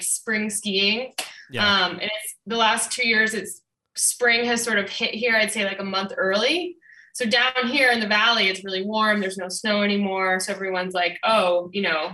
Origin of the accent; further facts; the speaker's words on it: Southern Vermont, United States; moved away as an adult; also born or lived in Oakland, California; now in Jackson, New Hampshire, United States; I grew up in Southern Vermont